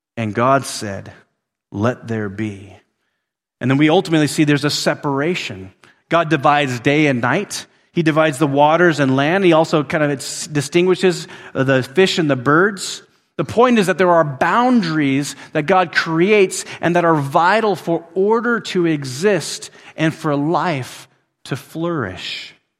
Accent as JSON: {"language": "English", "town": "Willow", "region": "Alaska", "country": "United States", "tie": "born or raised there", "moved": "yes", "said": "where I grew up in Willow, Alaska"}